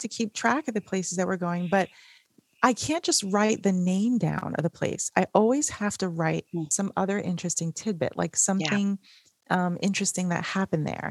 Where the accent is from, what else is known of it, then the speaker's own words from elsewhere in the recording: New York City, New York, United States; We grew up in New York City